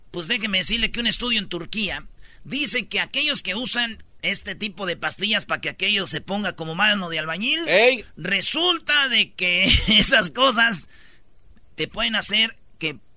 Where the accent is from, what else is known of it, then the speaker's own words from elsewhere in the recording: Michoacán, Mexico; No, yo soy de Michoacán